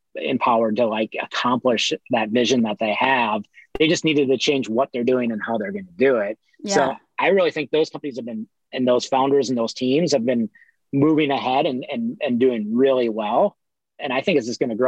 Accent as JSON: {"language": "English", "region": "Midwest", "country": "United States", "moved": "yes", "lives_now": "Los Angeles, United States", "said": "I'm from the Midwest."}